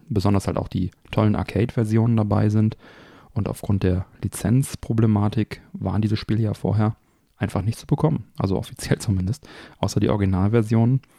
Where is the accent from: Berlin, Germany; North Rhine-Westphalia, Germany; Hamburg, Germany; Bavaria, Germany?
North Rhine-Westphalia, Germany; Kaarst; die hier in meiner Heimatstadt Karst saßen. Man hatte da also schon als Kind immer die Geschichten gehört.